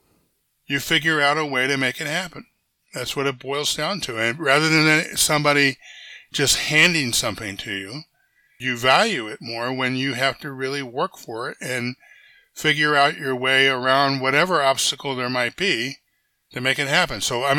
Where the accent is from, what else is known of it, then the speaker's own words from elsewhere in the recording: Silver Spring, Maryland, United States; also born or lived in Baltimore, Maryland / Washington, D.C.; now in Goleta, United States; I was born in Baltimore, lived a little bit of time in Southeast Washington and Anacostia, and then we moved out to Silver Spring, Maryland, a suburb, Montgomery County, where I went to elementary school